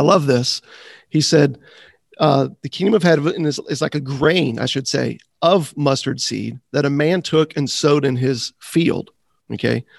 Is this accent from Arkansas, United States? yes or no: no; Florida, United States; growing up in Florida